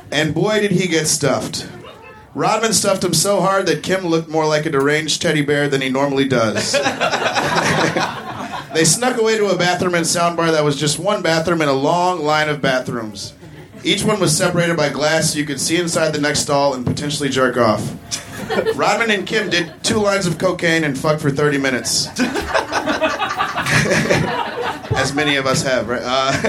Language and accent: English; Chicago, Illinois, United States; I grew up in Chicago